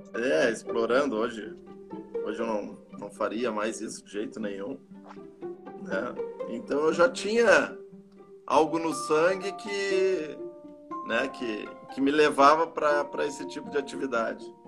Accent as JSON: {"language": "Portuguese", "town": "Canoas", "region": "Rio Grande do Sul", "country": "Brazil", "tie": "born or raised there", "also_born_or_lived": "Urubici, Santa Catarina", "said": "Eu nasci lá no, no ano de 1974, já 46 anos atrás. Eu vim muito cedo pro, pro Rio Grande do Sul, para Canoas, né? Aqui estudei"}